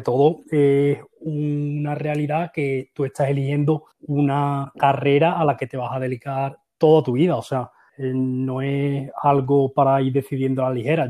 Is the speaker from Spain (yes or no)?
yes; Seville, Andalusia, Spain; moved away as an adult; also born or lived in Valencia; now in Sweden; Yo soy de Sevilla, estudié en Valencia